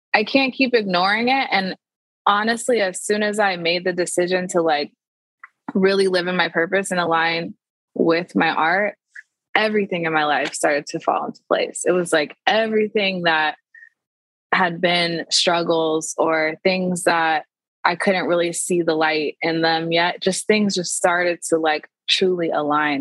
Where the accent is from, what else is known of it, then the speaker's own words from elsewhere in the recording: Tacoma, Washington, United States; now in Seattle, United States; I am from Tacoma, Washington, which is like 45 minutes south of Seattle.